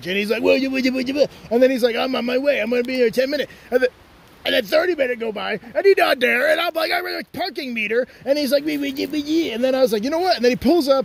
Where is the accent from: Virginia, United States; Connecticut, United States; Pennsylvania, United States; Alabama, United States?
Connecticut, United States; New Haven; I'm from New Haven originally, so I know all the spots